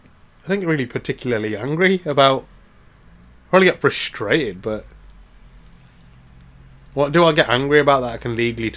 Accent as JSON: {"language": "English", "region": "England", "country": "United Kingdom", "said": "we're English"}